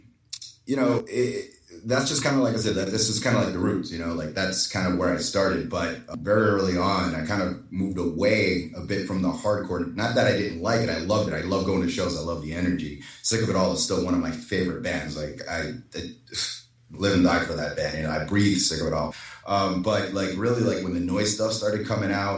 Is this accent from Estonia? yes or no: no; New York, United States; moved away; the roots of where I started, because I'm from New York originally